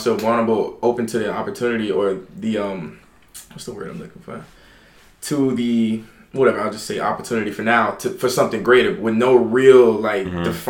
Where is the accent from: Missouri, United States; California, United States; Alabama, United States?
Alabama, United States; now in New York, United States; I came to New York from Alabama.